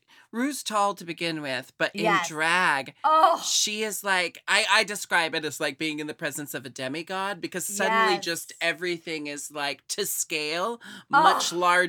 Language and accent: English; Portland, Oregon, United States; also born or lived in Seattle; I live in Portland. I was born and raised in Portland. Recently moved back. And then I also studied and lived in Seattle for a long time.